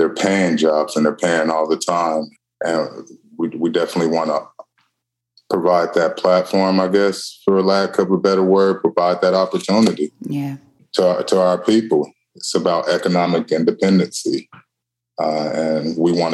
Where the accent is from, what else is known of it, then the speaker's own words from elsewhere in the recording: Denver, Colorado, United States; moved away as an adult; also born or lived in Tacoma, United States; now in Portland, United States; I'm originally from Denver, and I moved up to Tacoma back in 2017.